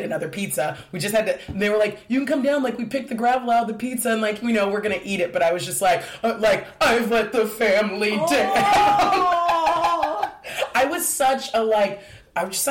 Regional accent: Diamond Bar, California, United States; moved away; I grew up in a town, a city called Diamond Bar, California.

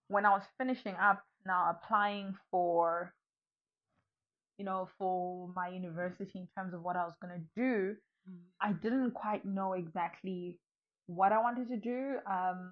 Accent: South Africa; also born or lived in Nkhotakota, Malawi / Lilongwe, Malawi; I came here when I was pretty young, when I was just starting my primary school career. But because my dad had moved to South Africa, so we all moved with my mom and I. And then I've grown up in South Africa

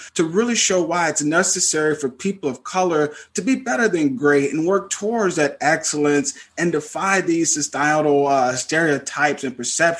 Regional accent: Mississippi, United States; I'm from Mississippi

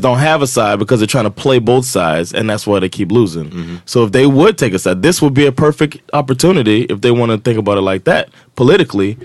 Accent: United States

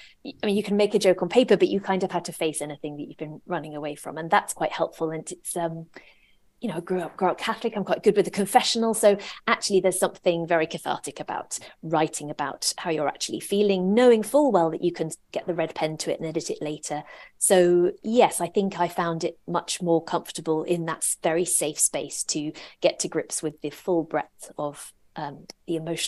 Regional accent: England, United Kingdom; but we were also growing up in England the whole time.

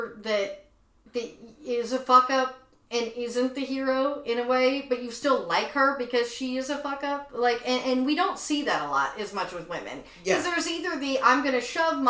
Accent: Tyler, Texas, United States; moved away as an adult; now in Los Angeles, United States; I grew up in Tyler, Texas

